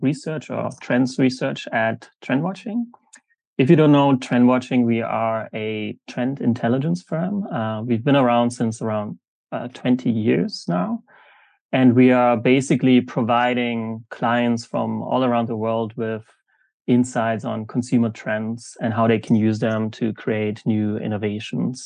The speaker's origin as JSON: {"language": "English", "country": "Germany", "also_born_or_lived": "South Africa / Jakarta, Indonesia", "moved": "yes", "said": "I'm originally from Germany"}